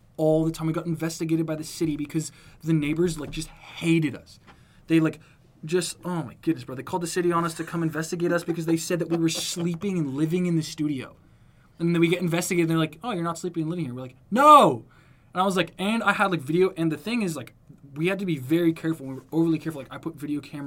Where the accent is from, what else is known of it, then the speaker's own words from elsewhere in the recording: Wyoming, United States; we grew up in Wyoming it's where was born yeah so like we grew up there.